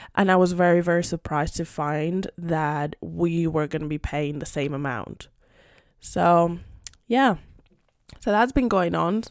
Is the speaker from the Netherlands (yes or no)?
no; Madrid, Community of Madrid, Spain; first language Spanish; English is a second language; also born or lived in United Kingdom; I'm Spanish. I live in Madrid, born and raised in Madrid.